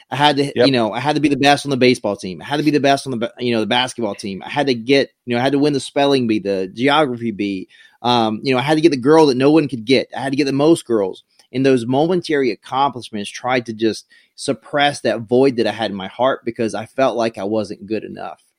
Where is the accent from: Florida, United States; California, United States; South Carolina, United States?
South Carolina, United States; moved away; I grew up in a really small town in South Carolina